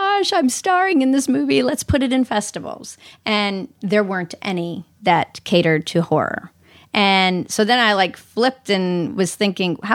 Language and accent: English; Orlando, Florida, United States; now in Los Angeles, United States; I'm from Orlando